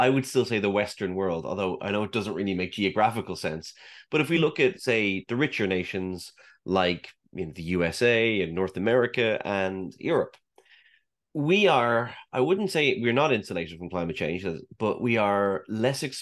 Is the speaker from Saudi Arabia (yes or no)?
yes; Saudi Arabia; when I grew up in the Middle East, I grew up in Saudi Arabia.